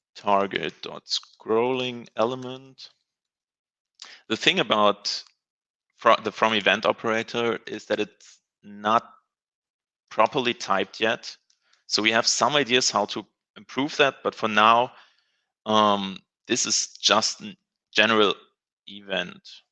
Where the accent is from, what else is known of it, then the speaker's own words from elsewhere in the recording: Germany; I'm from Germany.